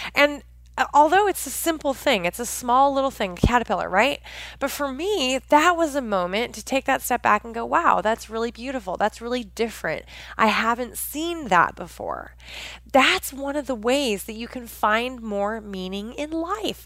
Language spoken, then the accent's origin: English; Pacific Northwest, United States; I grew up in the Pacific Northwest of the United States